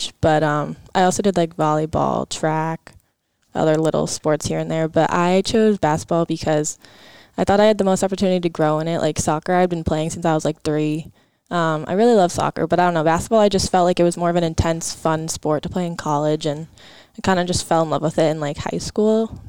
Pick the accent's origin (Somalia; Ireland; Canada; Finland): Canada; Toronto, Ontario; moved away as an adult; I'm from Toronto